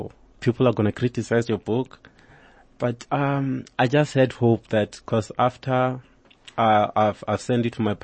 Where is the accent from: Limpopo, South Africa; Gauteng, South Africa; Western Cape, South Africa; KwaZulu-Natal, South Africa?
Limpopo, South Africa; actually I'm Venda, I'm from Limpopo